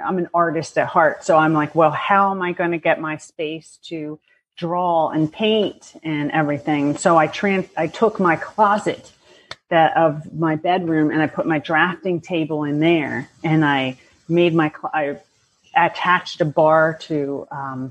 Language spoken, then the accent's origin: English; Bucks County, Pennsylvania, United States; I grew up in Bucks County, Pennsylvania